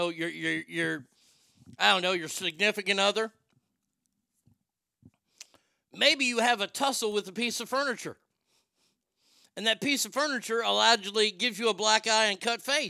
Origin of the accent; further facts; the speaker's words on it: United States; my country that I was born